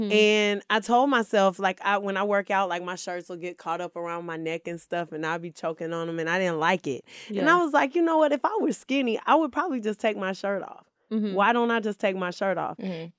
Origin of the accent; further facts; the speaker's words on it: Stone Mountain, Georgia, United States; So I'm originally from Atlanta, born and raised. Stone Mountain specifically.